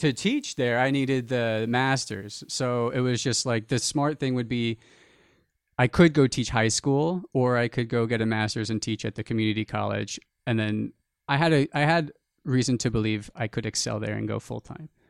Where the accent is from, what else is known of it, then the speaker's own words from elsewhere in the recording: New Jersey, United States; a small town where we grew up in New Jersey